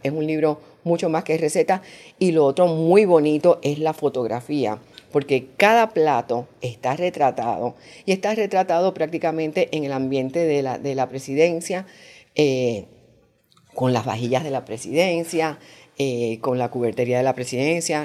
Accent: Puerto Rico; now in Panama; yo soy de Puerto Rico

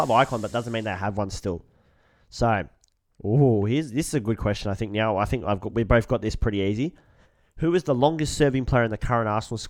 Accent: Australia; We're from Australia.

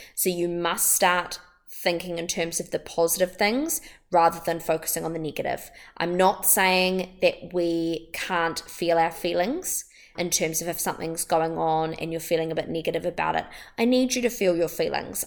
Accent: Wellington, New Zealand; I'm from Wellington in New Zealand

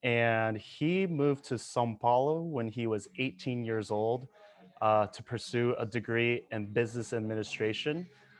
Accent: Norman, Oklahoma, United States; moved away as an adult; also born or lived in Atlanta, Georgia; I'm from Norman, Oklahoma, which is also a small town. And when I was 18 years old, I moved to Atlanta, Georgia, with a city of millions of people.

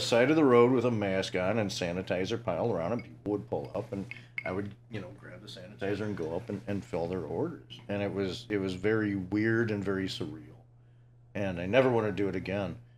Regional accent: Ottawa, Illinois, United States; I grew up in Ottawa

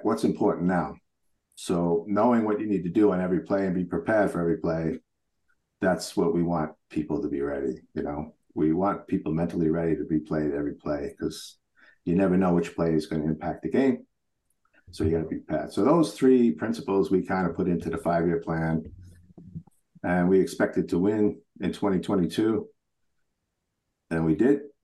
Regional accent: New York, United States; now in Switzerland; I grew up in New York, so I was a Met fan

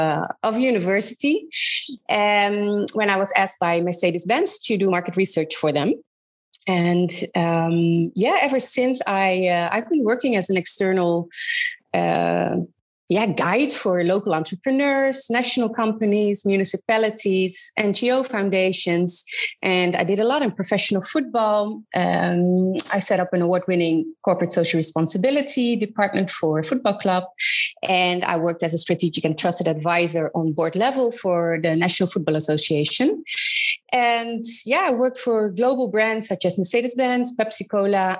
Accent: Netherlands; I am originally from Holland, where I grew up in a really small town in the middle of the Netherlands

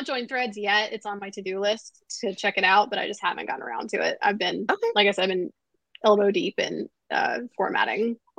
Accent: North Carolina, United States; Where I grew up in North Carolina

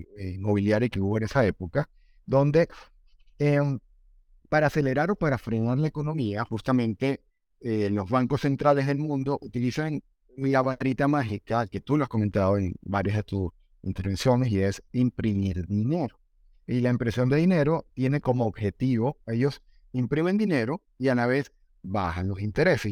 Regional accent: Venezuela; now in Colombia; mi país de origen, Venezuela

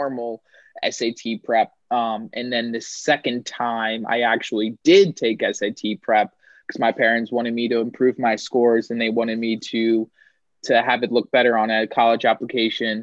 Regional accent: Pennsylvania, United States; moved away as an adult; I knew that I wanted to be far away from my home state

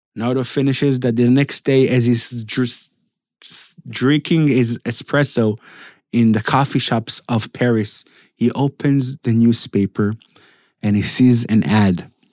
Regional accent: Netanya, Central District, Israel; I was raised in Netanya, not in Samaria

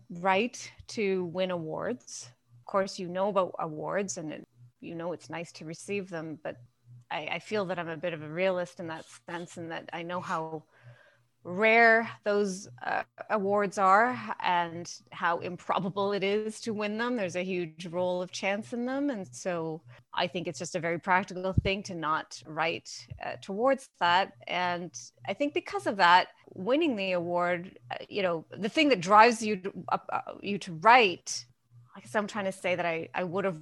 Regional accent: Thunder Bay, Ontario, Canada; also born or lived in Sudbury, Ontario; now in Guelph, Canada; But I was born in Thunder Bay.

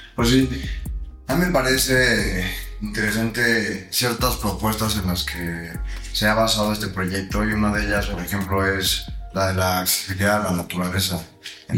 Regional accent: Mexico; como mexicano

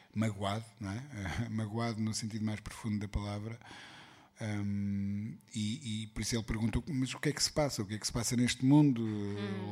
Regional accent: Portugal; eu como bom português

